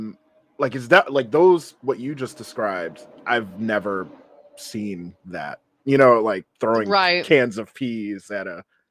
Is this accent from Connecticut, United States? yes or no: yes; Connecticut, United States; moved away; And I'd be like, huh? Like, Connecticut.